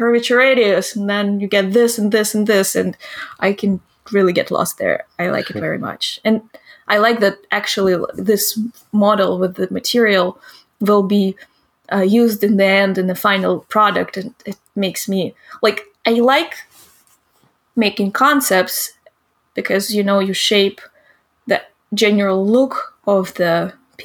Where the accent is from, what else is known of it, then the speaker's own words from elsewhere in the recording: Izhevsk, Udmurtia, Russia; English is a second language; moved away as an adult; now in Los Angeles, United States; my hometown is famous because of the Kalashnikov, you know, the AK-47 inventor